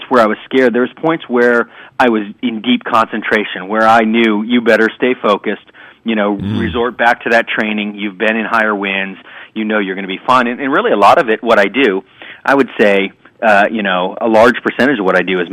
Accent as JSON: {"language": "English", "town": "Sarasota", "region": "Florida", "country": "United States", "tie": "born or raised there", "said": "I was still training in my hometown of Sarasota, Florida"}